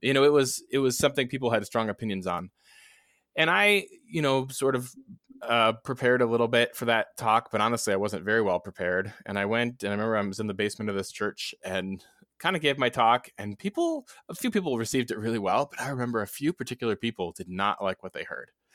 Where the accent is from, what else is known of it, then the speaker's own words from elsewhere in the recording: Neenah, Wisconsin, United States; moved away; I grew up in Wisconsin